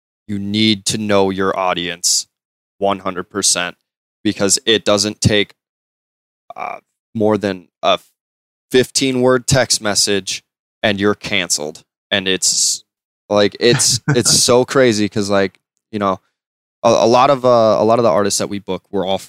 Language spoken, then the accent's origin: English; Wisconsin, United States; we're from Wisconsin